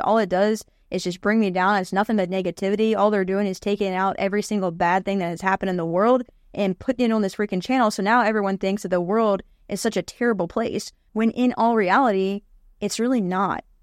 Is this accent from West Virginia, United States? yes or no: yes; West Virginia, United States; I grew up in West Virginia